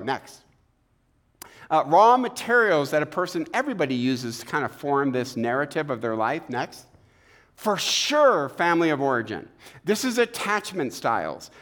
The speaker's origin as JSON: {"language": "English", "town": "Eastpointe", "region": "Michigan", "country": "United States", "tie": "born or raised there", "said": "We had no money growing up in East Detroit"}